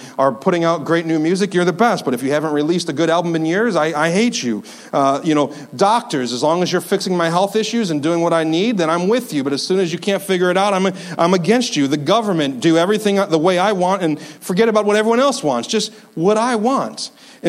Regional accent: upstate New York, United States; I'm from upstate New York

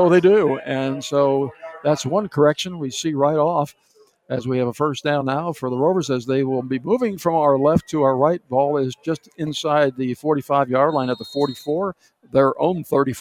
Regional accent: Niagara Falls, New York, United States; I was born in Niagara Falls, just down the river

